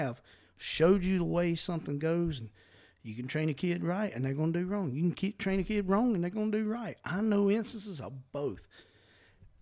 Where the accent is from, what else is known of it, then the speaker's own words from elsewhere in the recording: the South, United States; We're from the South